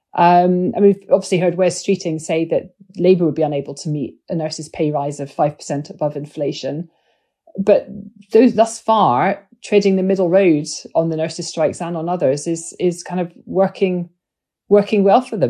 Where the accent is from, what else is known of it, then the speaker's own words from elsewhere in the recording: Scotland, United Kingdom; I'm a Scot